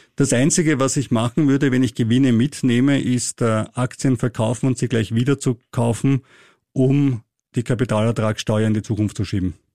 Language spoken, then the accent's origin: German; Austria